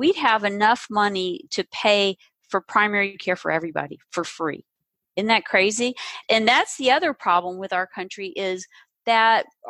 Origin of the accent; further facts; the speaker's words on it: the South, United States; I grew up in the South